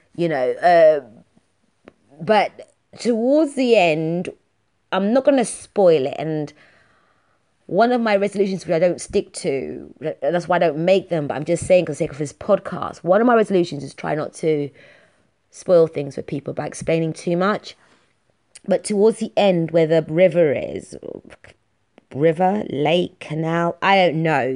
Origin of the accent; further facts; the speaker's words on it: London, United Kingdom; I'm from London. I'm streetwise